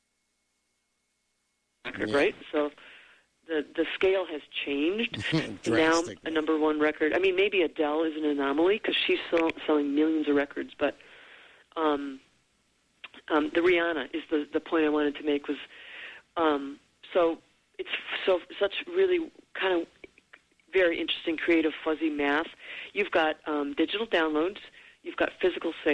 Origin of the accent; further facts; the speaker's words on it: Detroit, Michigan, United States; moved away as an adult; also born or lived in Hollywood; I'm from Detroit.